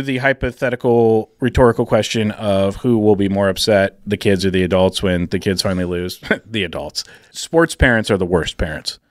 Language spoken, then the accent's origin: English; Seattle, Washington, United States; moved away; I'm from Seattle